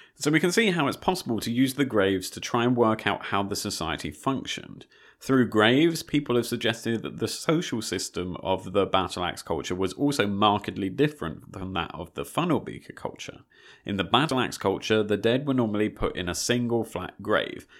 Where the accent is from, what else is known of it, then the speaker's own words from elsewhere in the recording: United Kingdom; also born or lived in Malta; as a British person